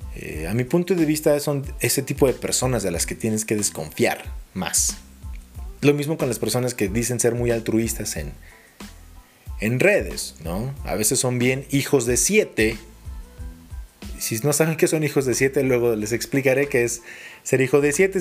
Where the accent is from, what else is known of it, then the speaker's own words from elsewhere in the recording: Mexico City, Mexico; Soy chilango